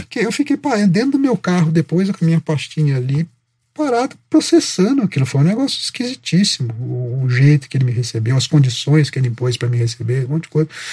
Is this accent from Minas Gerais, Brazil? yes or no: yes; Itajubá, Minas Gerais, Brazil; moved away; Eu nasci em Itajubá, sou de Minas